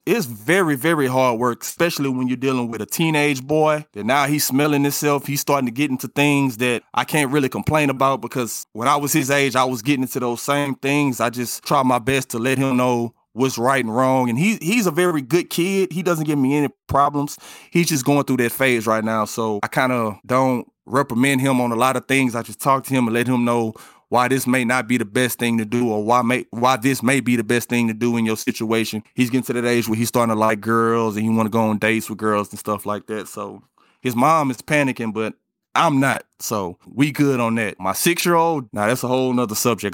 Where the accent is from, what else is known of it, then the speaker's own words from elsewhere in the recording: Port Arthur, Texas, United States; moved away as an adult; now in Houston, United States; where I come from, I come from Port Arthur. It's not nothing glamorous out there, and I lived in the projects